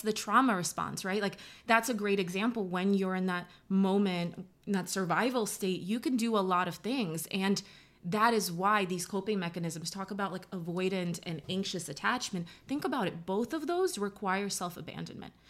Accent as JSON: {"language": "English", "region": "New York", "country": "United States", "said": "I'm from New York"}